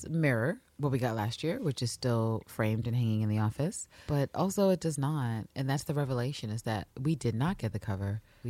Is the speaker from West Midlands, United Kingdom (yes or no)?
no; London, United Kingdom; But then so do I, and I'm a Londoner. Confusing, eh? I'm living at the moment in Gloucestershire.